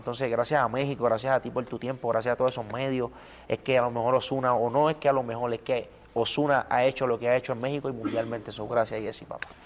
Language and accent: Spanish; Puerto Rico; soy bien cultural de Puerto Rico